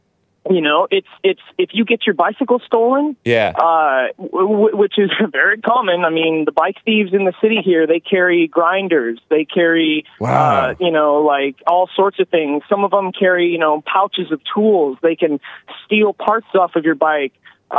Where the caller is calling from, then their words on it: Seattle, Washington, United States; I'm just calling in from Sodom and Gomorrah, a.k.a. Seattle.